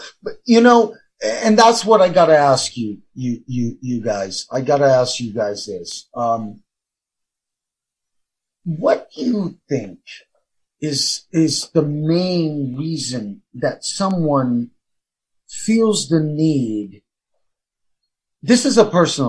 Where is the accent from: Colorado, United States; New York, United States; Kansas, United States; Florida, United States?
New York, United States; New York City; I grew up in the South Bronx